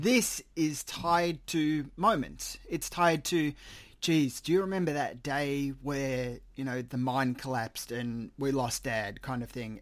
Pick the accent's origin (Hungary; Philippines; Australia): Australia; I am Australian